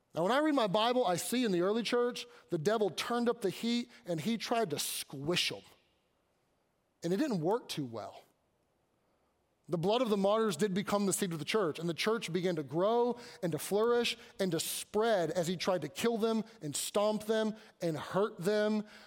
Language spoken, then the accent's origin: English; Kentucky, United States; I grew up in Kentucky